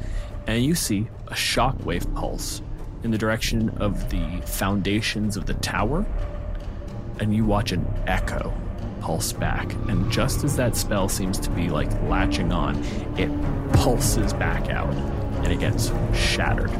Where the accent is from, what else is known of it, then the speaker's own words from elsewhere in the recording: Canada; I'm a physicist from Canada.